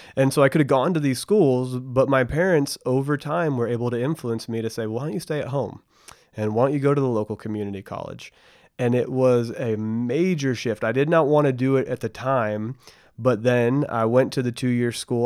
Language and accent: English; Bedford, Texas, United States; I grew up in Bedford, Texas, which is right in between Dallas and Fort Worth